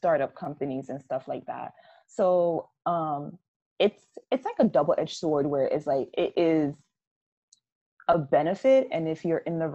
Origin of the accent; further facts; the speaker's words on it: Jamaica; I'm so Jamaican